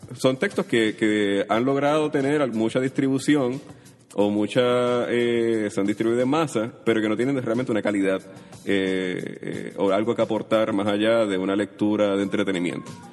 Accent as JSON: {"language": "Spanish", "country": "Puerto Rico", "tie": "born or raised there", "also_born_or_lived": "Mayagüez", "said": "yo nací en 1981, crecí en Caimito"}